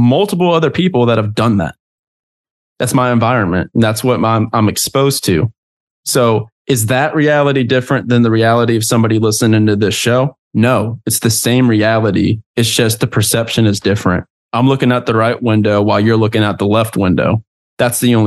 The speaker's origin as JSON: {"language": "English", "region": "Southern United States", "country": "United States", "tie": "born or raised there", "moved": "yes", "said": "a kid that was raised up in the country in the Southern United States"}